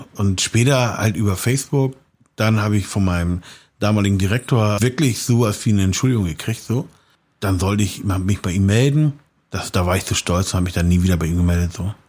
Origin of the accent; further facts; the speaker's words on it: Hamburg, Germany; accent: leichter Hamburger Touch; also born or lived in Austria; diesen Slang, den ich jetzt habe, so. Mhm. Diesen leichten Hamburger Touch